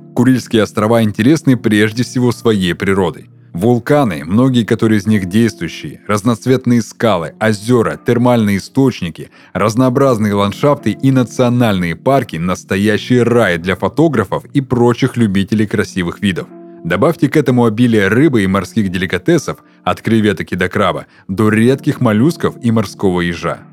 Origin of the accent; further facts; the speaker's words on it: Surgut, Khanty-Mansi Autonomous Okrug, Russia; now in Krasnodar, Russia; до моего родного города, до Сургута